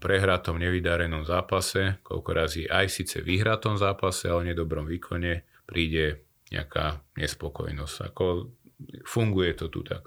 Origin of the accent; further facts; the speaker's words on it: Slovakia; žijeme na Slovensku, sme Slováci